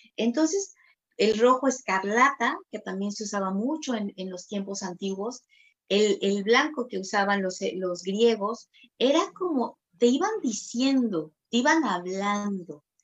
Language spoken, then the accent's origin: Spanish; Tabasco, Mexico; yo soy de Tabasco, eh, Tabasco, México